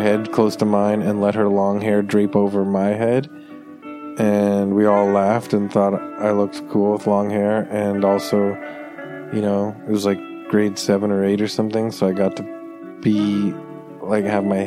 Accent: Toronto, Ontario, Canada; growing up in Toronto

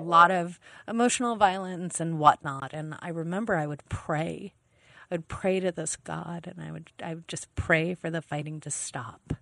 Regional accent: East Coast, United States; now in Los Angeles, United States; I'm an East Coast gal

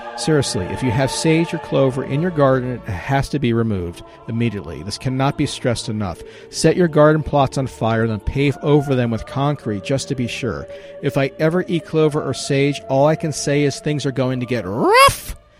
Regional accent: Virginia, United States; my home state of Virginia

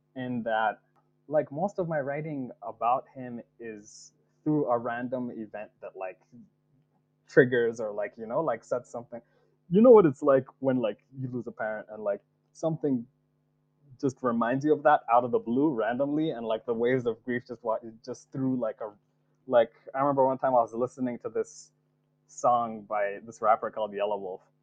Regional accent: Nigeria; moved away as an adult; I was I was born in Nigeria, and like adopted into the Yoruba and Igbo peoples by like my like uncles and aunties um, in Nigeria

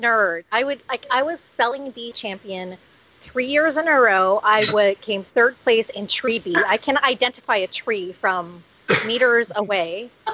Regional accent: Toronto, Ontario, Canada; I was in the Catholic uh, Toronto Catholic School Board system

